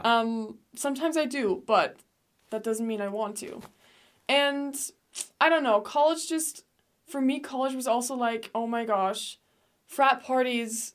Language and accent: English; Denmark; moved away as an adult; also born or lived in England / United States (born); now in Utah, United States; I lived in England for a bit too, but I grew up in Denmark my whole life